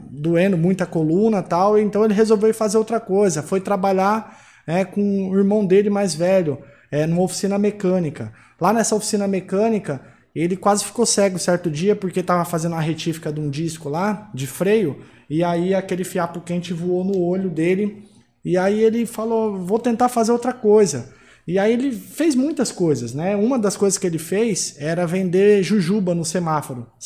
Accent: São Paulo, Brazil; now in Mossoró, Brazil; Eu saí de São Paulo sozinho para vir para cá. Né? Hoje eu estou em Mossoró

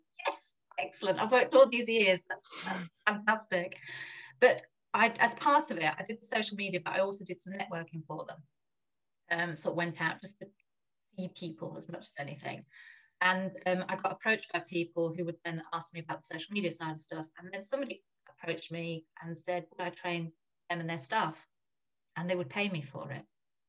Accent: Germany; I've lived here, there and everywhere, but a big part of my childhood was growing up in Germany, and my parents were actually, when I look back now, very forward-looking, that they sent myself and my older brother to German schools.

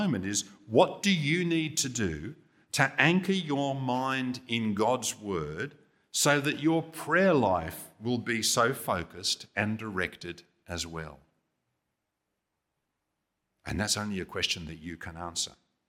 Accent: England, United Kingdom; You know, as a kid growing up in England, TV in those days was pretty limited.

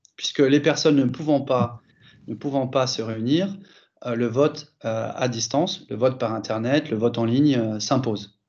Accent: France; moved away as an adult; also born or lived in Germany / Italy; now in Barcelona, Spain; j'ai grandi en France, mais après, je, je suis parti en Allemagne, j'ai vécu en Italie pendant 7 ans et j'habite en Espagne depuis, depuis maintenant 17 ans

